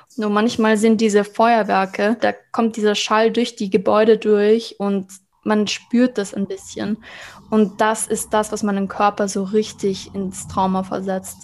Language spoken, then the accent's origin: German; Vienna, Austria; also born or lived in Israel; für uns als Wiener